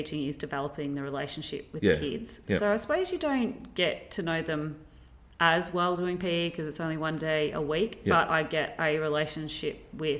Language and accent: English; Blue Earth, Minnesota, United States; And because I come from Blue Earth, well, we didn't sit.